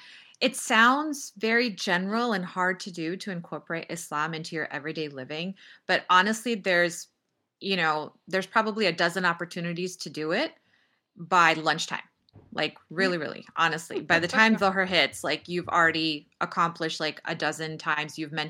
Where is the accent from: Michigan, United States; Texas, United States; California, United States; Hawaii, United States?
Texas, United States; I grew up in Texas.